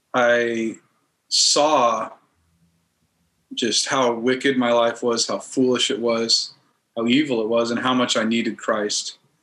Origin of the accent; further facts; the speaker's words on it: Denver, Colorado, United States; moved away as an adult; also born or lived in Kansas / Turkey; I grew up in Kansas till I was about eight years old, and then uh, we moved to Denver and in Colorado